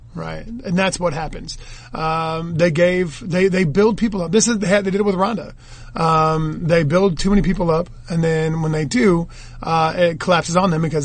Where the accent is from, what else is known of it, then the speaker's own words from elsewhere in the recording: United States; I'm an American